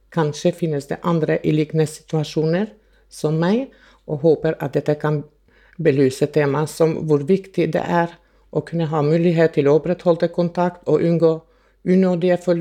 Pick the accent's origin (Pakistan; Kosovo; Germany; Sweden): Kosovo; now in Norway; Jeg er opprinnelig fra Kosovo og flyttet til Norge i 1990.